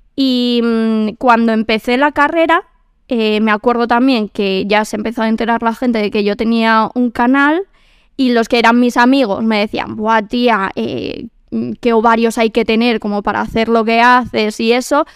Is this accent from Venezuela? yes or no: no; Quintana, Community of Madrid, Spain; Soy de Quintana, de barrio, de tal.